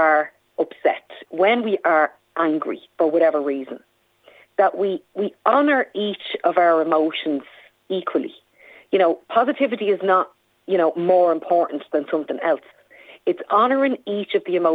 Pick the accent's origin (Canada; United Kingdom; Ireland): Ireland; Dublin, Leinster; I'm from Dublin 5